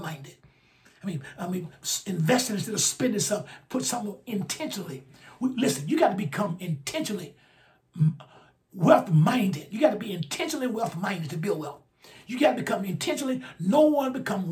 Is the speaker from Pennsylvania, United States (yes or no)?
no; Alabama, United States; my home state, Alabama. I think we're in the bottom five educational attainment. Right here where I'm from.